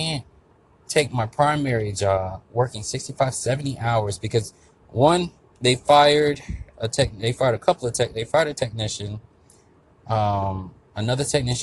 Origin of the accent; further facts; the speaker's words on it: Florida, United States; I'm from Florida.